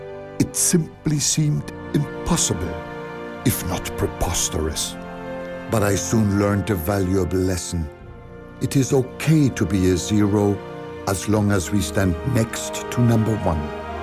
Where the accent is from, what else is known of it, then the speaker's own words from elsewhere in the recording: North Germany, Germany; You know, I grew up in North Germany at the mouth of the River Elbe. It is a tidal area.